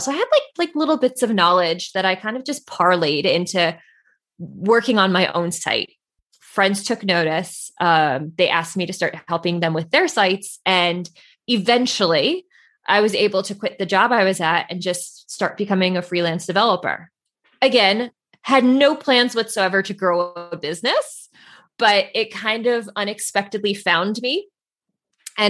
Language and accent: English; Central New Jersey, United States; So I grew up in New Jersey, about an hour outside of New York City. So like, I would say like Central Jersey